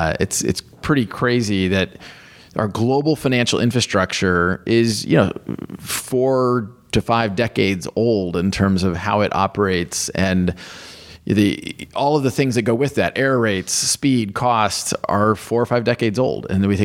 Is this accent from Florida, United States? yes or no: no; Kansas, United States; So I grew up in the United States in Kansas and went to the University of Kansas, and have always been gravitated toward technology.